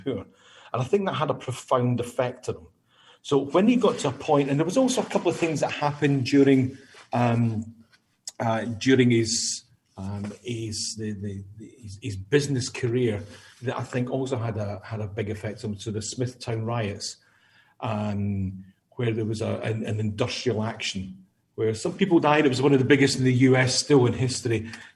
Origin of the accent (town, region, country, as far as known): Scotland, United Kingdom; accent: Scottish; moved away